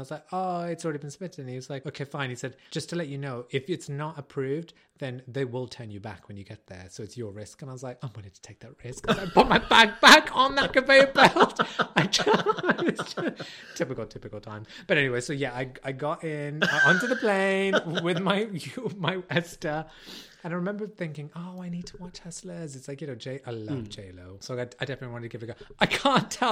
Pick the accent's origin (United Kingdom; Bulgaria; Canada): United Kingdom; I'm British